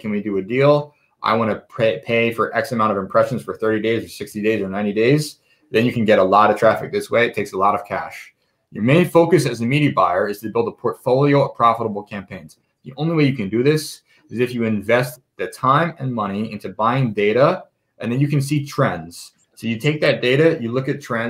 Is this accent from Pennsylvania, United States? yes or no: yes; Philadelphia, Pennsylvania, United States; moved away as an adult; also born or lived in Israel; now in Las Vegas, United States; I'm from Philadelphia, born and raised. I've lived in Las Vegas for the past year and a half.